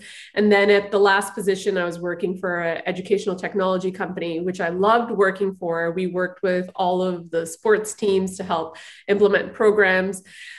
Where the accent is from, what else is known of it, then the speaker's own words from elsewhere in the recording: Toronto, Ontario, Canada; moved away as an adult; now in Vancouver, Canada; I was born and raised in Toronto.